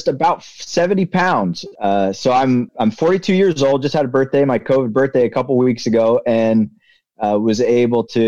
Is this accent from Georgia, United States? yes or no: no; Reading, Pennsylvania, United States; I was born in Reading, Pennsylvania